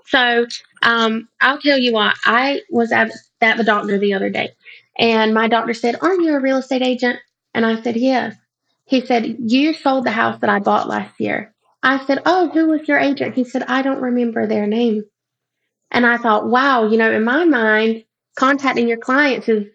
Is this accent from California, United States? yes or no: no; North Carolina, United States; moved away as an adult; now in Columbia, United States; my husband and I are from a little town in North Carolina and we are Native American